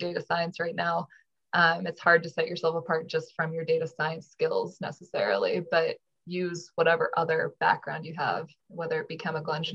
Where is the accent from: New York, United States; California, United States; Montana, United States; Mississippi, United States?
Montana, United States; I grew up in Montana